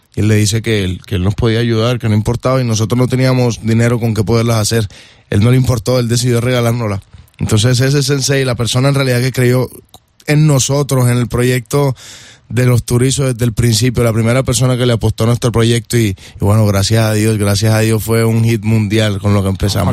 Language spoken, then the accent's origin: Spanish; Colombia; nosotros como buenos colombianos